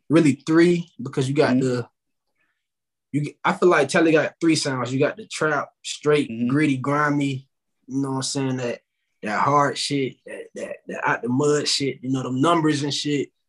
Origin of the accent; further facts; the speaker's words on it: Tallahassee, Florida, United States; I'm from Tallahassee